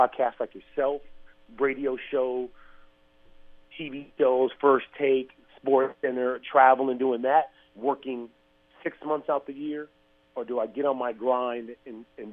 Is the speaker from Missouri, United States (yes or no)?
no; San Diego, California, United States; moved away as an adult; now in Arizona, United States; as a person growing up in San Diego